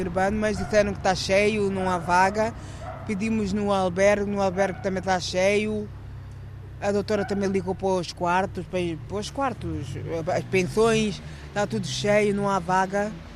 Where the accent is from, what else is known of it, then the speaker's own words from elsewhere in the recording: Alverca do Ribatejo, Lisbon, Portugal; moved away as an adult; also born or lived in Guinea-Bissau; now in Porto, Portugal; eu nasci na Guiné, sou da Guiné-Bissau. E, e, venho de. Sou natural da Alverca do Ribatejo